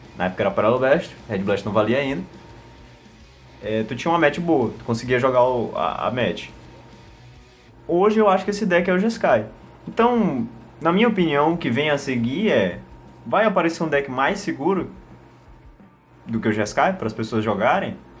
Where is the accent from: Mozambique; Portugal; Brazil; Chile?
Brazil; Northeast Region; a gente é do Nordeste e a gente fala Diabo